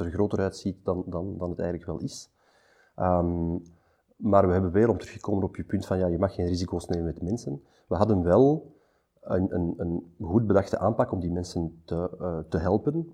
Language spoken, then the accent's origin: Dutch; Antwerp, Flanders, Belgium; Postcode twintig achttien, hier in Antwerpen, omdat ik zelf van Antwerpen ben